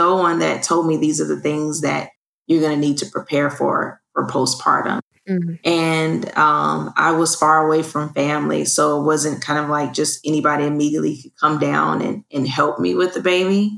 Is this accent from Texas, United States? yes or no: yes; Fort Worth, Texas, United States; Well, I'm originally from Fort Worth, Texas. I come from a military background.